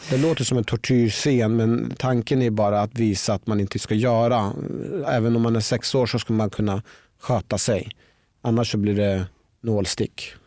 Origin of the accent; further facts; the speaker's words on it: Norrköping, Östergötland, Sweden; Jag växte upp i Norrköping